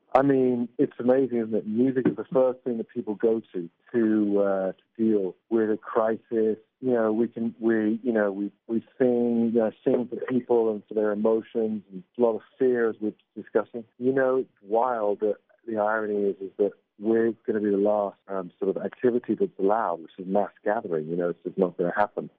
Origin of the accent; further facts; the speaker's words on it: England, United Kingdom; I'm English